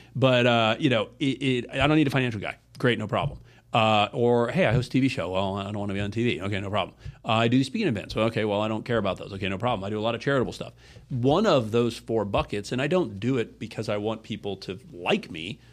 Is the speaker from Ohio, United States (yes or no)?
yes; Ohio, United States; moved away as an adult; also born or lived in South Florida; now in Florida, United States; I grew up in Ohio